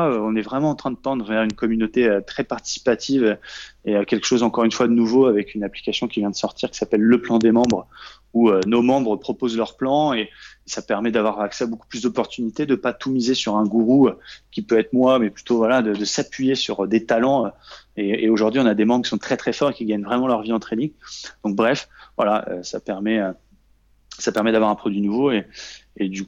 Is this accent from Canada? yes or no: no; Normandy, France; now in Paris, France; quand je suis parti de Normandie pour aller à Paris pour essayer de réussir.